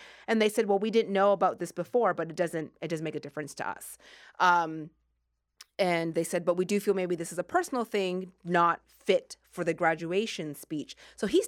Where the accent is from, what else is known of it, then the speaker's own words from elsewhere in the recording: Sackville, Nova Scotia, Canada; I grew up in Sackville, Nova Scotia.